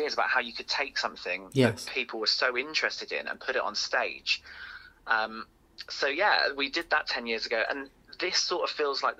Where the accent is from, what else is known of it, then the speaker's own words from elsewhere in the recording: Hertfordshire, East of England, United Kingdom; I grew up in Hertfordshire, just north of London.